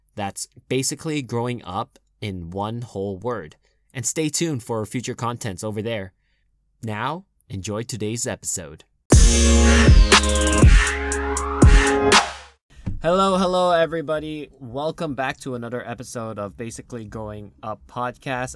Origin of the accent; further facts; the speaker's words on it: United States; accent: normal American; I have a normal American accent